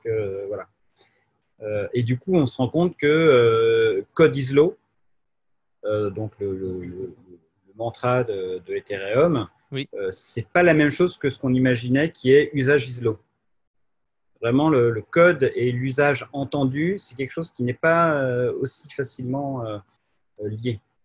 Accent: Jura, Bourgogne-Franche-Comté, France; also born or lived in Paris; on a fait une coopérative en France, chez moi, dans le Jura.

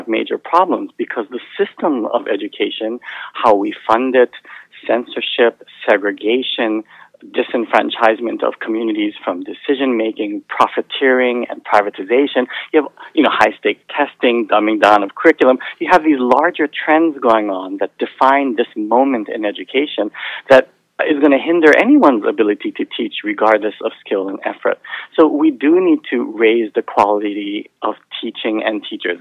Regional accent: Hawaii, United States; moved away; So I grew up in Hawaii, and my mother was actually a teacher

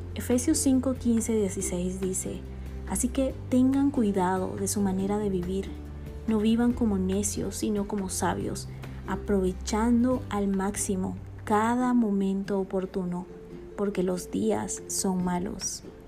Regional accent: Bolivia; now in Guatemala; boliviana de nacimiento y guatemalteca por amor y residencia

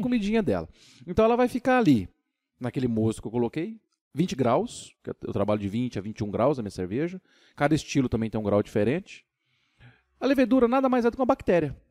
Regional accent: São Paulo, Brazil; now in Tocantins, Brazil; E nasci em São Paulo, fui criado em São Paulo, mudei para Tocantins em 2001

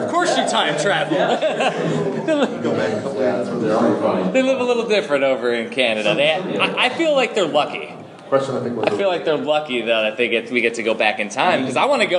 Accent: Chicago, Illinois, United States; moved away; I'm originally from Chicagoland

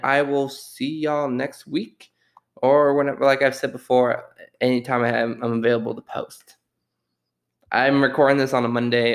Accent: Austin, Texas, United States; my wonderful city of Austin, Texas

